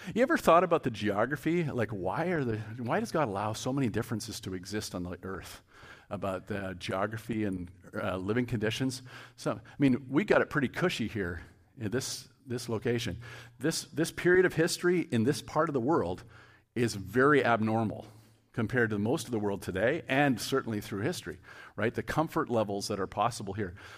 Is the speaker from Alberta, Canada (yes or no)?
no; Cambridge, Ontario, Canada; I'm from Cambridge